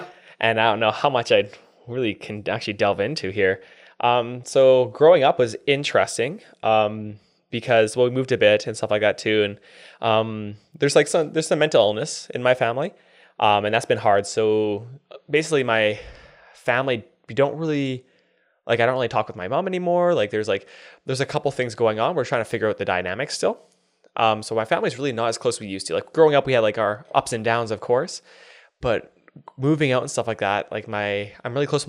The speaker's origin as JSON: {"language": "English", "town": "Whitecourt", "region": "Alberta", "country": "Canada", "tie": "born there", "also_born_or_lived": "Taber / Medicine Hat / Japan", "said": "So I was born in Whitecourt. So that's 2 hours northwest of Edmonton. So born there. Then I moved to Taber for 4 years. And then I graduated high school med's hat, lived in Japan for 2 years"}